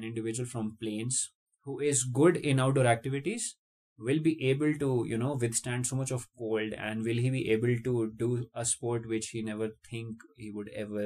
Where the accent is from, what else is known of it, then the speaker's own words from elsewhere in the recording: Jaipur, Rajasthan, India; moved away as an adult; I am basically born and brought up in Jaipur, the capital city of the state of Rajasthan, India